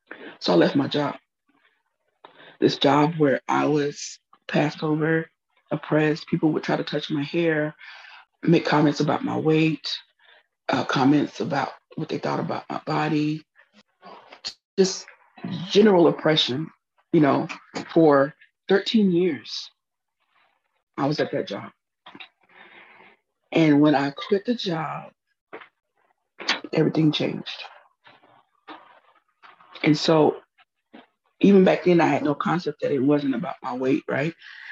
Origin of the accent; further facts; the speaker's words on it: Huntsville, Texas, United States; also born or lived in Fort Worth; I was born in Fort Worth, Texas, but we soon moved to Huntsville, Texas, where my father was assigned to a parish in the AME Church, African Methodist Episcopal Church in Huntsville. And we lived there as I was a child.